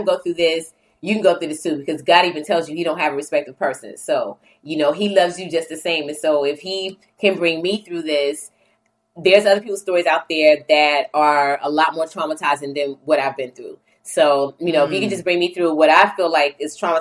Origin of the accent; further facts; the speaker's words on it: New Bern, North Carolina, United States; I grew up in New Bern, North Carolina, which is like 2 hours or so from Raleigh, North Carolina